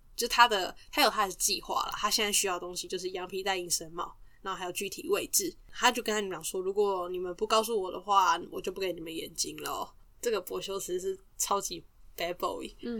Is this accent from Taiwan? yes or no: yes; Taiwan; 我们身为台湾人